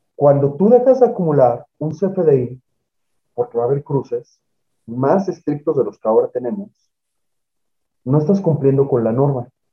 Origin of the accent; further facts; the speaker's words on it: Mexico; todos los ciudadanos mexicanos